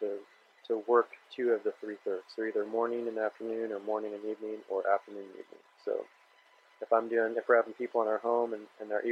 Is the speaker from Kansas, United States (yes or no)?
yes; Kansas, United States; I was born and raised in Kansas